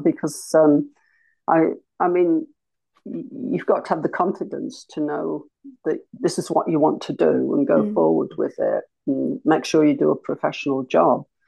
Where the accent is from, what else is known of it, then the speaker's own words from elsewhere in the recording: Leicestershire, East Midlands, United Kingdom; moved away; I'm not originally from these parts. I come from Leicestershire